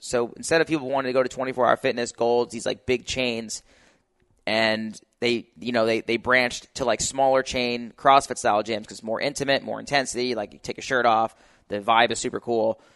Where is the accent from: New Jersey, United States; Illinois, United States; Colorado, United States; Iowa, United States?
New Jersey, United States; now in California, United States; I'm from New Jersey